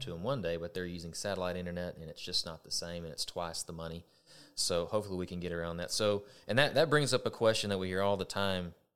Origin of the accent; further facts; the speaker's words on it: Texas, United States; I'm a Texan and always have been